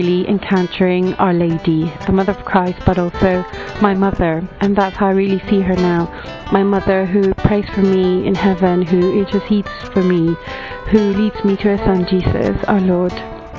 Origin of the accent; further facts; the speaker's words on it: Colombia; I'm from Colombia